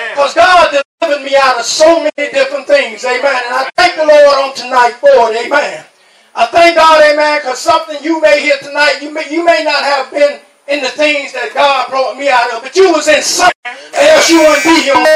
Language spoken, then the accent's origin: English; New York, United States; now in Talladega, United States; I was raised in New York, amen. But I was born here in Talladega. Amen. Over there in Nebo, amen. And I thank God, amen. Left, left here at the age of nine, amen.